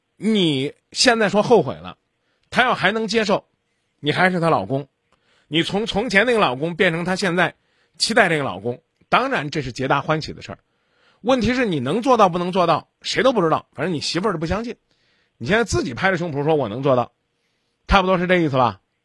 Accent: China; 我们中国人

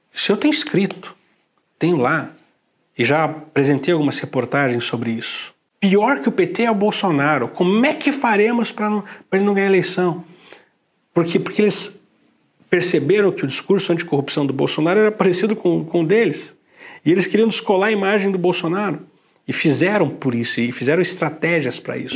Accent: Curitiba, Paraná, Brazil; eu sou curitibano, e lá em Curitiba não tem as coisas belas que São Paulo tem

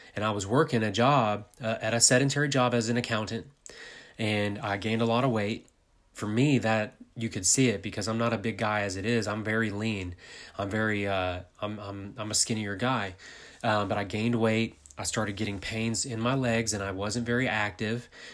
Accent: United States; I'm from America.

